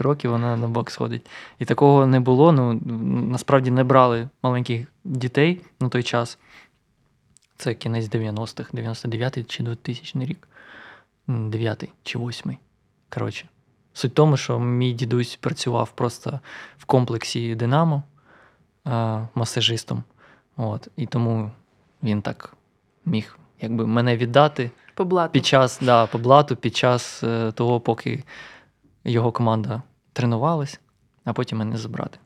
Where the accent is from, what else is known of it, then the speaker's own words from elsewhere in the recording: Luhansk, Luhansk Oblast, Ukraine; moved away as an adult; now in Kyiv, Ukraine; я з Луганська і я привик до повільного